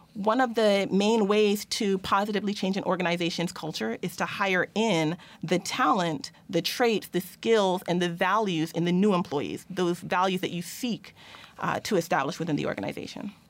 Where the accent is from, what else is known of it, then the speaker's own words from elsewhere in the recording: Plainfield, New Jersey, United States; my hometown of Plainfield, New Jersey